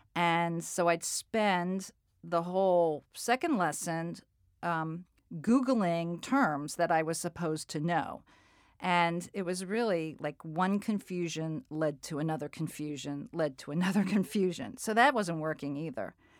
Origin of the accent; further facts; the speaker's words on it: New England, United States; also born or lived in Colorado; Growing up in, in New England